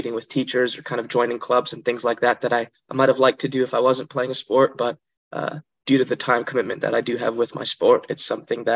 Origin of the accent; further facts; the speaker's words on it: Montreal, Quebec, Canada; moved away; I am from Montreal, Canada